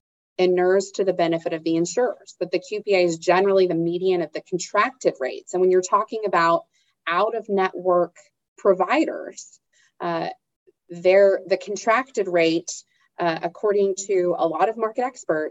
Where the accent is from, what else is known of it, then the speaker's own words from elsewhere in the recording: Texas, United States; my home state of Texas